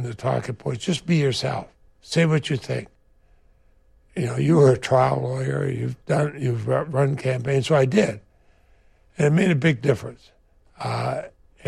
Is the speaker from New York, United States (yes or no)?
no; Vermont, United States